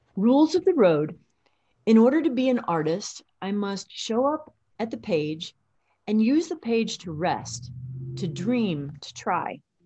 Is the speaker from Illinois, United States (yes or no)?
yes; Illinois, United States; accent: midwestern; I'm also from Illinois